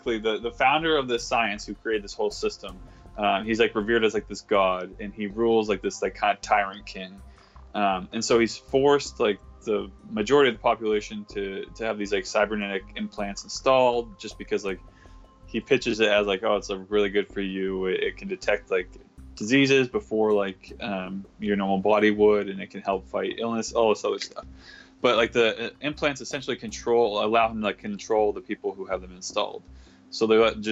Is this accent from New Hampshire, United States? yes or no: yes; Dover, New Hampshire, United States; now in San Francisco, United States; I grew up in Dover, New Hampshire